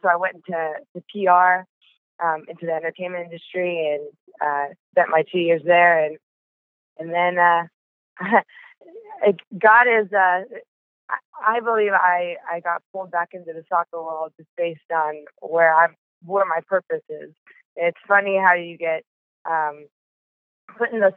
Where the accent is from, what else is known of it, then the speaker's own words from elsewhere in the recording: Bay Area, California, United States; I grew up in the Bay Area, probably 15 minutes away from Stanford.